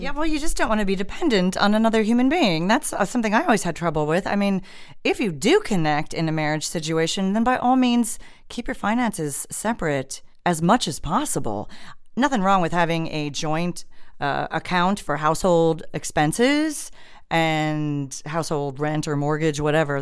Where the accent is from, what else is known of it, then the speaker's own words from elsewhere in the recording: Midwest, United States; moved away; I was from the Midwest, so Midwestern type of mentality